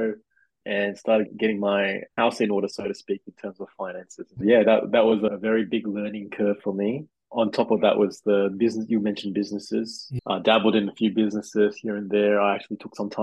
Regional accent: Sydney, New South Wales, Australia; also born or lived in Malaysia / Penrith; I moved to Australia with my family.

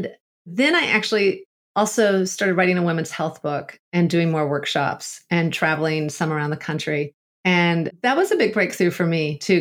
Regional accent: United States; moved away as an adult; also born or lived in Togo; growing up in the States

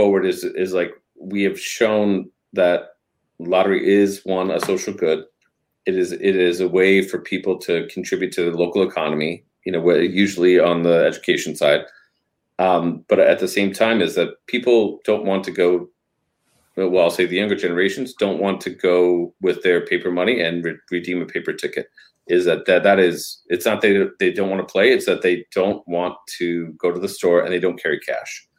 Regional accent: Denver, Colorado, United States; moved away; also born or lived in Northern California / San Francisco; I was born and raised in Denver, Colorado, and then we moved because my mom had a health problem, and so we moved to Northern California

